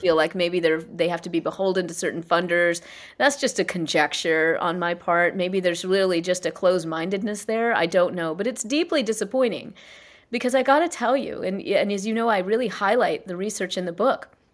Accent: South Carolina, United States; I was born and raised in South Carolina in, you know, an East Indian Jan family.

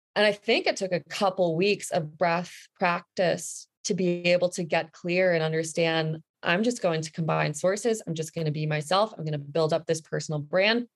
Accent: New Jersey, United States; moved away as an adult; also born or lived in New York City / Vancouver Island; I grew up in New Jersey

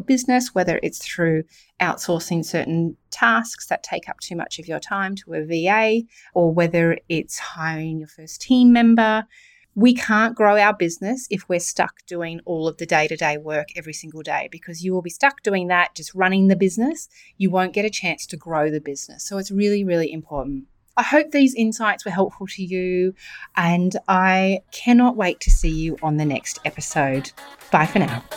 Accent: New South Wales, Australia; I'm from New South Wales

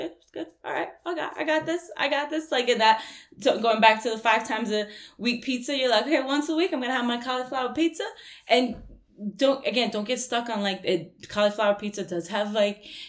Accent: New York, United States; I'm from New York

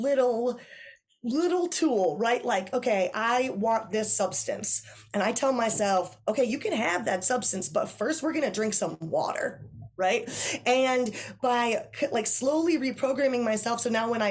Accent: Wisconsin, United States; I'm from Wisconsin

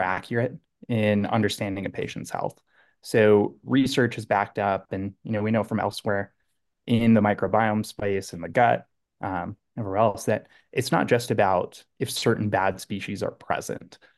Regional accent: Southern California, United States; born and raised in Southern California

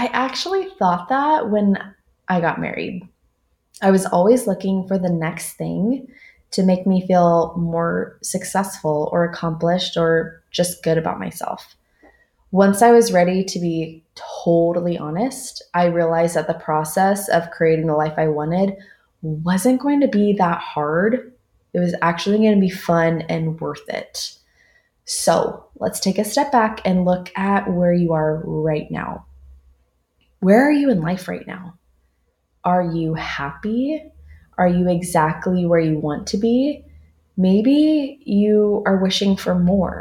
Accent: Southern California, United States; moved away as an adult; now in Dallas, United States; I'm from Southern California, and I've been living in Dallas for the last 5 years

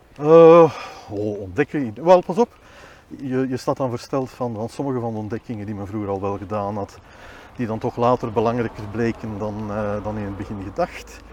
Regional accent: Boom, Flanders, Belgium; also born or lived in Bornem / Leuven; now in Willebroek, Belgium; ik ben geboren in Bornem, maar eigenlijk opgegroeid in Boom

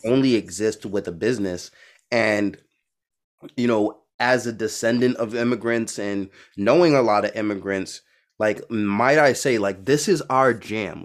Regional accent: New York City, New York, United States; now in Boston, United States; I'm from Brooklyn, New York, I'm in Boston

